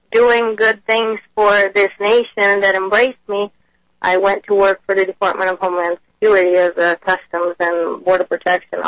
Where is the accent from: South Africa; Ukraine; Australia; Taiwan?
Ukraine; Kyiv; now in United States; I was born in Kyiv, Ukraine, and I've been in the U.S. for the last 17 years